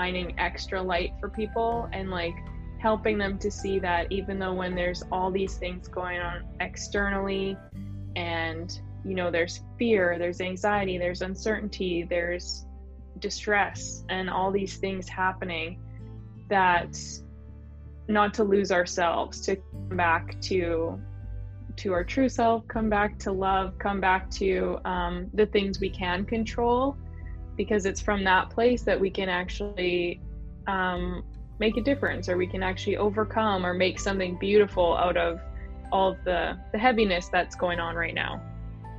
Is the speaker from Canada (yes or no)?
yes; Canada; I pretty much grew up in a fairly small town here